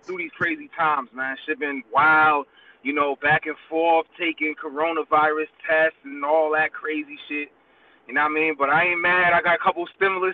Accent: New York City, New York, United States; now in New Jersey, United States; I was born and partially raised in Brooklyn, New York, Flatbush to be exact

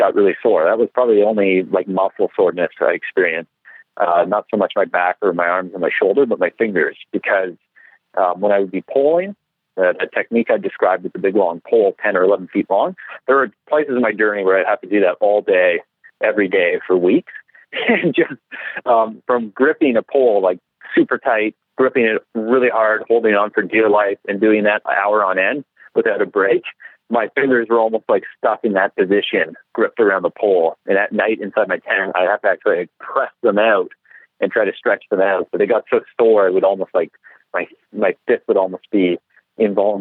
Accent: Canada; I'm Canadian

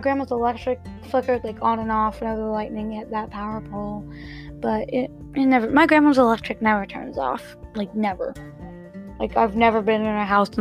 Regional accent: Ohio, United States; I'm from Ohio

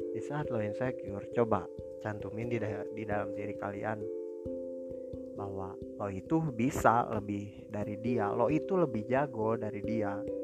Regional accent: Bandung, West Java, Indonesia; Saya berasal dari Bandung, dan saat ini saya lagi pendidikan terakhir di sekolah menengah kejuruan

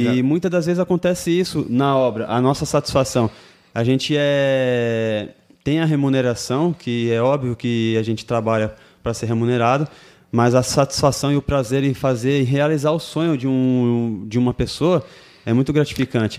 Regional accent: Suzano, São Paulo, Brazil; Nascido Suzano e sou de Suzano.

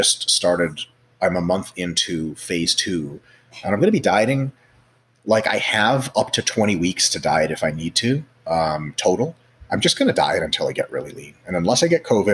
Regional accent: Russia; moved away; I grew up in Russia

